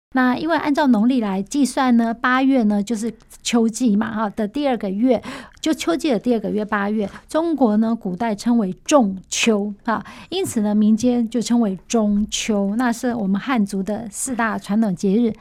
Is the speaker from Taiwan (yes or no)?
yes; Taiwan; 我们台湾人